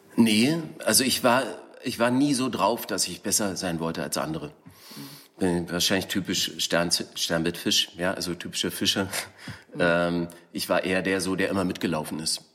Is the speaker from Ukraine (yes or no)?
no; East Germany, Germany; now in Berlin, Germany; ich bin im Osten aufgewachsen